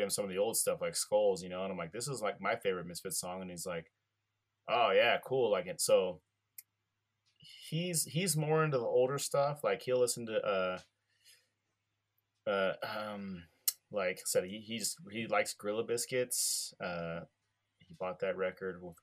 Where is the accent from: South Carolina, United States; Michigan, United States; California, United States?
California, United States; I'm from California